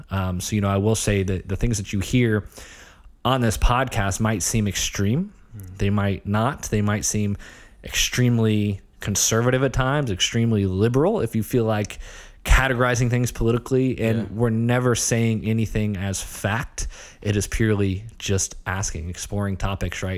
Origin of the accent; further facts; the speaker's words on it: Ohio, United States; moved away; also born or lived in Long Island, New York; I grew up in Ohio, small town. Um, you know, very quintessential Midwest